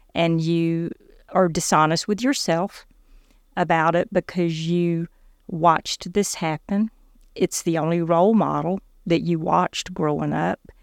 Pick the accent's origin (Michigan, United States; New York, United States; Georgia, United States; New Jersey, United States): Georgia, United States; South; I grew up in South Georgia in a pretty dysfunctional home.